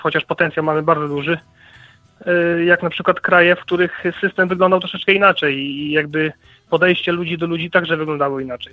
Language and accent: Polish; Poland; w jakim kraju się urodziliśmy